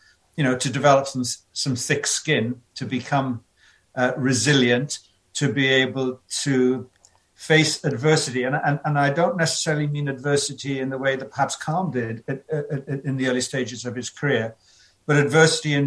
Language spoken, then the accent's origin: English; South Wales, United Kingdom; also born or lived in London; adopted by a loving family who brought me up in a small mining town in South Wales.